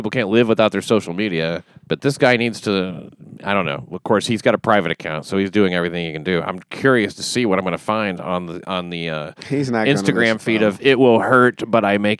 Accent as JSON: {"language": "English", "region": "Scotland", "country": "United Kingdom", "said": "Oh, Scotland."}